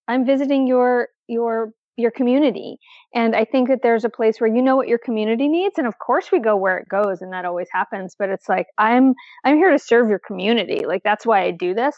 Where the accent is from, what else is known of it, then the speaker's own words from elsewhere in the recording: East Coast, United States; now in Portland, United States; I'm from the East Coast.